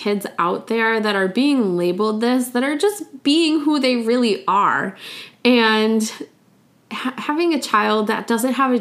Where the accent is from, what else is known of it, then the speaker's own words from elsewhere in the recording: United States; I'm from the United States